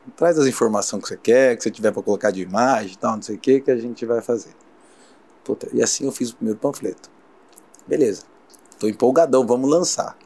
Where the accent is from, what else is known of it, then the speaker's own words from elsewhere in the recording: Osasco, São Paulo, Brazil; eu vim da periferia de Osasco, né, na Grande São Paulo